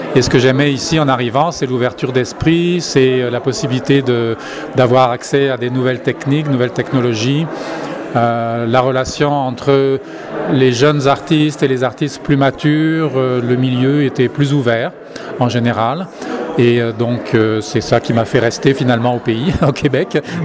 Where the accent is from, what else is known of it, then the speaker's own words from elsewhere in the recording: France; now in Canada; en tant que Français, je retourne en France une fois par année